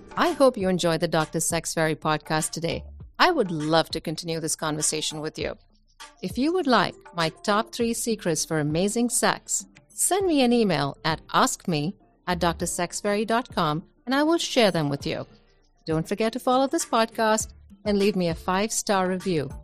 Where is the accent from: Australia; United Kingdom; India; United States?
India; I come from India